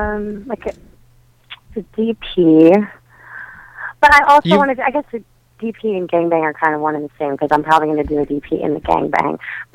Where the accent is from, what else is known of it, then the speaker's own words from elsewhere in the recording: Wisconsin, United States; accent: Wisconsin; I know you like my Wisconsin accent.